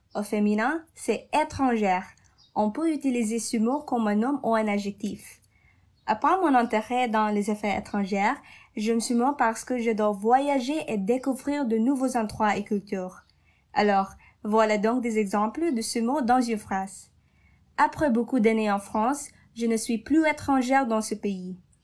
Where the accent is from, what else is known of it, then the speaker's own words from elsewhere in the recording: Manila, Metro Manila, Philippines; French is a second language; Je viens de Manille aux Philippines